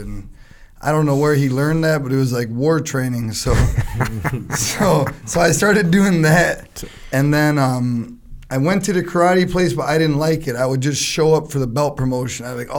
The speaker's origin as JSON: {"language": "English", "town": "Chicago", "region": "Illinois", "country": "United States", "said": "My dad owned hot dog places. My dad was the first one to have a Euros in Chicago, so he'd put it on the spit."}